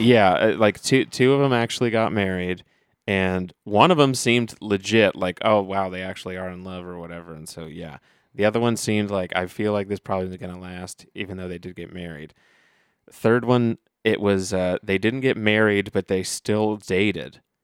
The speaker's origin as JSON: {"language": "English", "town": "Dayton", "region": "Ohio", "country": "United States", "said": "I'm from Dayton, Ohio"}